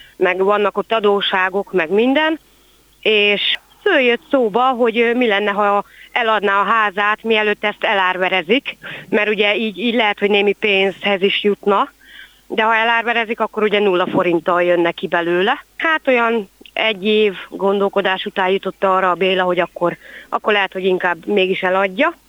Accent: Kübekháza, Csongrád-Csanád, Hungary; itt nőttem föl én is Kübegházán

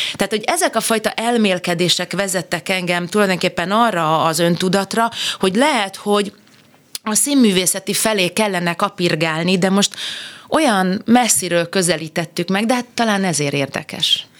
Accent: Budapest, Hungary; én megszülettem a, hát egy szép helyre születtem a második kerületbe, a Budenz utcába

